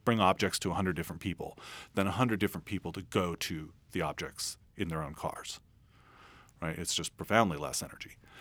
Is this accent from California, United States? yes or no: yes; San Francisco, California, United States; I'm from San Francisco